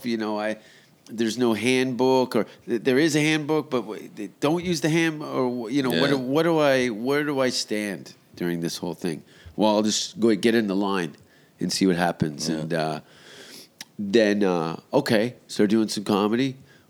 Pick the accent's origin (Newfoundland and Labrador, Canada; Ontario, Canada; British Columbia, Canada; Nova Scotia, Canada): Ontario, Canada; Hamilton; also born or lived in Vancouver; I grew up in the Ontario school system.